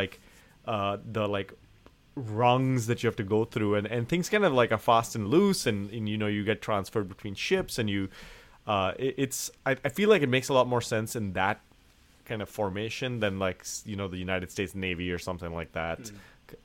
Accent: India; moved away; a person originally from India

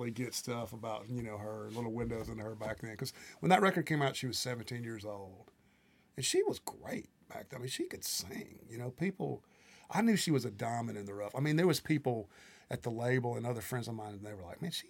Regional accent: Tornado Alley, United States; And basically, see, I grew up in Tornado Alley. Where I'm from, we would have tornadoes all the time

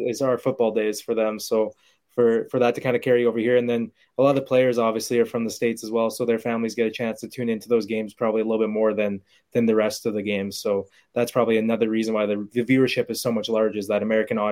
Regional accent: Canada; I'm Canadian. I've only played Canadian football personally

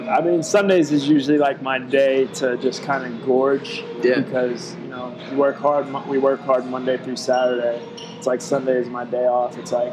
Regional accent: Fort Walton Beach, Florida, United States; also born or lived in Lakenheath, England; Moved around a little bit. And then when I was five, we finally settled in Fort Walton. Gotcha. So, I mean, that's home, basically.

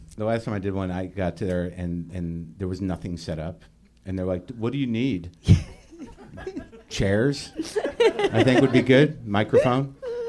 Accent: New Mexico, United States; I grew up in New Mexico.

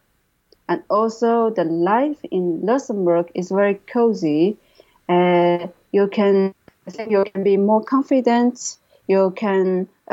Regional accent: China; English is a second language; moved away as an adult; now in London, United Kingdom

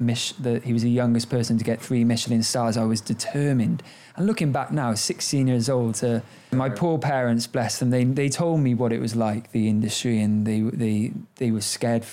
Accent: Cardiff, Wales, United Kingdom; I grew up in Cardiff in Wales. I'm very proud to be Welsh

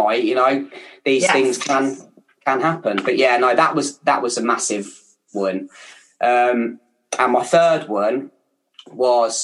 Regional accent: Kettering, East Midlands, United Kingdom; accent: Kettering; my Kettering accent

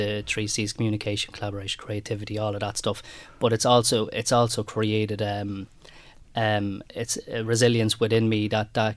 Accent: Ireland; we Irish people

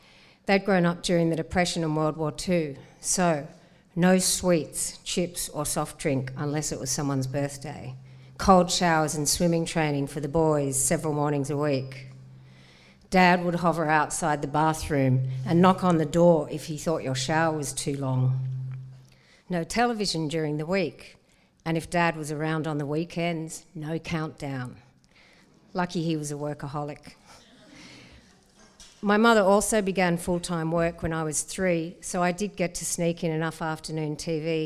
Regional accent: Sydney, New South Wales, Australia; So I grew up in Cammeraygal country on the harbour in a house of 10 people.

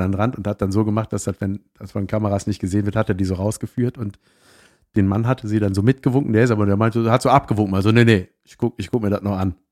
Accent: Swisttal, North Rhine-Westphalia, Germany; moved away; Ich komme aus Wistal-Boschofen ursprünglich

